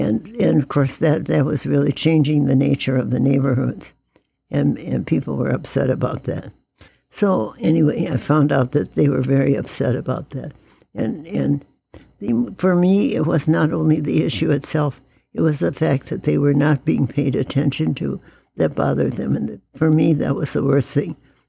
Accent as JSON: {"language": "English", "region": "Wisconsin", "country": "United States", "tie": "born or raised there", "also_born_or_lived": "Minnesota / Michigan", "lives_now": "Indiana, United States", "said": "I moved here from Michigan, mm-hmm. and I had been brought up and lived in Wisconsin and Minnesota, and I was not aware that Indiana was as conservative and as southern as it was."}